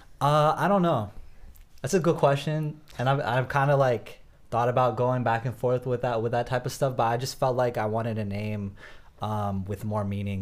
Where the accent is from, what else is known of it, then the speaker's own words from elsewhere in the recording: South India, India; I can rap a bar about, you know, I'm from South India. This is what South Indians do, you know?